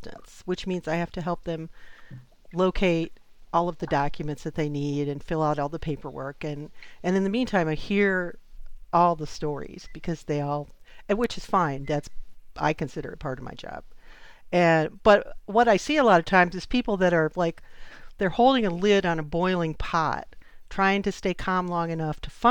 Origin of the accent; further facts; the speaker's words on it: Tioga County, near Binghamton, New York, United States; moved away; I grew up in Tioga County up near Binghamton